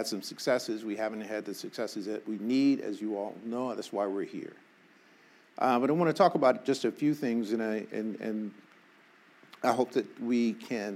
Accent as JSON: {"language": "English", "region": "Arkansas", "country": "United States", "tie": "born or raised there", "moved": "yes", "lives_now": "Los Angeles, United States", "said": "I was born in Arkansas"}